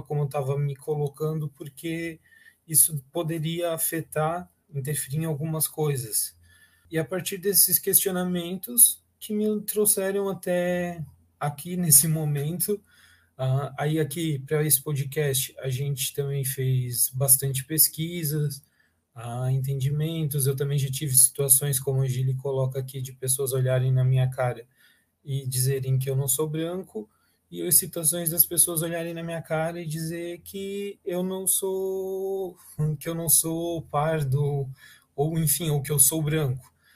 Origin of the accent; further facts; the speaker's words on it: Blumenau, Santa Catarina, Brazil; eu nunca saí de Blumenau, né? Eu sempre estive em Blumenau, eu fiz uma graduação em Blumenau